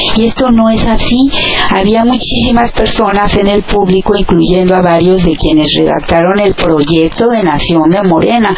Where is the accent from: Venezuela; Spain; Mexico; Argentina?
Mexico; now in United States; nosotros como mexicanos